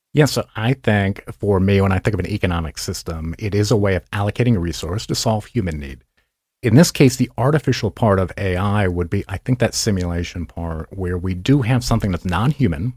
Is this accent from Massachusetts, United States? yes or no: yes; Massachusetts, United States; moved away; Grew up in Massachusetts, and my parents owned a car dealership